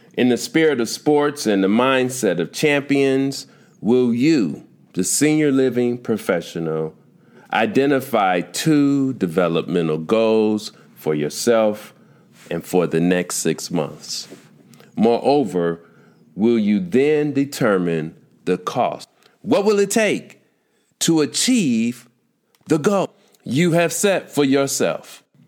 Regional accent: Chicago, Illinois, United States; growing up in Chicago

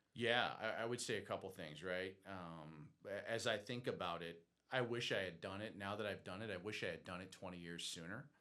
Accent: Boston, Massachusetts, United States; also born or lived in Athens, Georgia; now in Georgia, United States; I'm from Boston

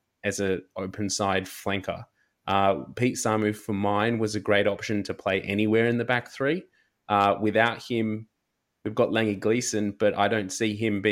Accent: Australia; as an Australian rugby fan

